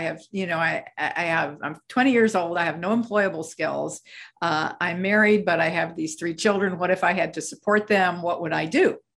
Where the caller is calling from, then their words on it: Scottsdale, Arizona, United States; This morning, I'm speaking from Scottsdale, Arizona. Most of the time, you'll find me in Manhattan, New York.